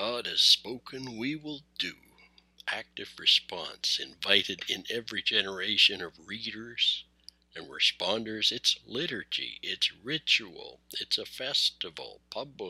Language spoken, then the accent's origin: English; Canada; I am Canadian. My people are trying to find a common story